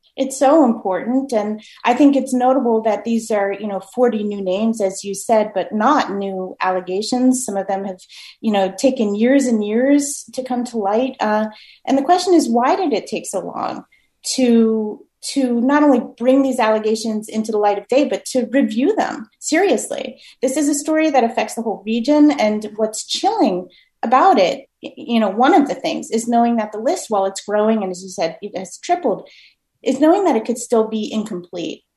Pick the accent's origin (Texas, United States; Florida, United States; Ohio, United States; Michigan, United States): Florida, United States; Miami; now in Massachusetts, United States; I'm from Miami originally